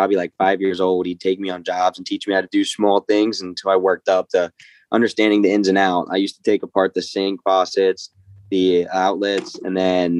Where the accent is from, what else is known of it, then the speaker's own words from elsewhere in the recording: Pennsylvania, United States; moved away as an adult; now in Blacksburg, United States; my hometown people, Redland High School of Pennsylvania, born and raised